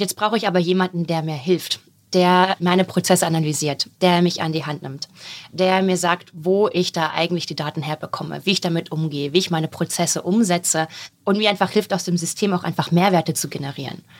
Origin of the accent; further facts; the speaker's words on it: a small village in southern Lower Saxony, Germany; Ich komme von so einem kleinen Dorf in Südniedersachsen